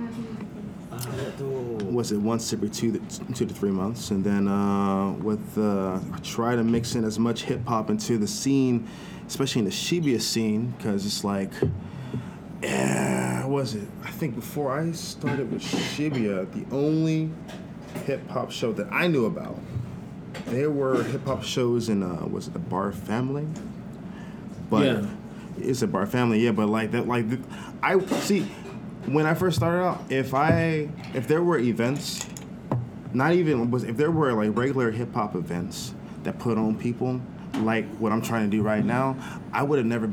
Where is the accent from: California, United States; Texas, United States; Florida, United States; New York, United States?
California, United States; now in Japan